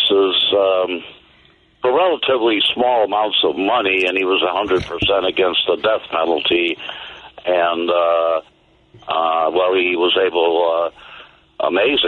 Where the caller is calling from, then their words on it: Joliet, Illinois, United States; I'm phoning in from Joliet